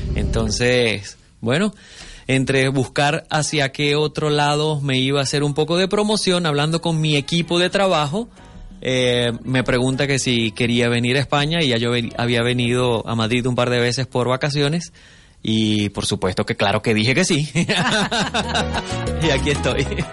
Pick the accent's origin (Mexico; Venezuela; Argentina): Venezuela; also born or lived in Miami; venezolano. Ahora vivo entre Venezuela y un ratito por Miami también